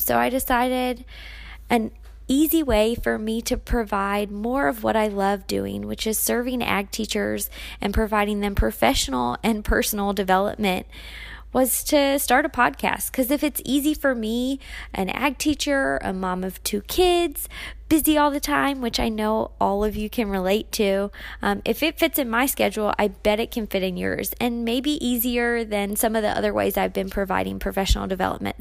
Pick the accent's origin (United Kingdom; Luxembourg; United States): United States; Maryland; also born or lived in Germany; I spent my entire life growing up in Maryland